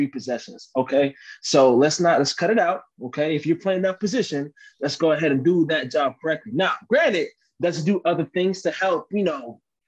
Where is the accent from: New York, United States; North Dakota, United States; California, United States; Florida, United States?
Florida, United States; Miami; I'm from the 305 to the day I die.